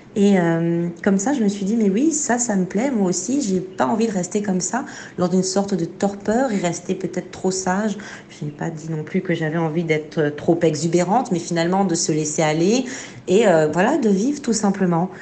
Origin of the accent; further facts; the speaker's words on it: Côte d’Ivoire; moved away as an adult; also born or lived in France; quand j'ai quitté la Côte d'Ivoire et que je suis arrivée en France pour faire mes études